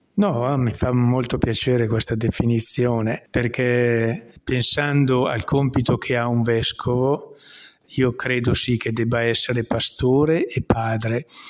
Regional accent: Lissone, Lombardy, Italy; il mio paese è veramente un piccolo paese, anzi è una frazione di un paese molto più grande che è Lissone

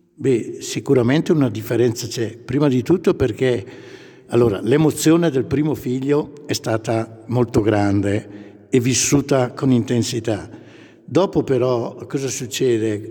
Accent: Pompiano, Lombardy, Italy; moved away as an adult; now in Maclodio, Italy; io sono originario di Pompiano, sempre provincia di Brescia

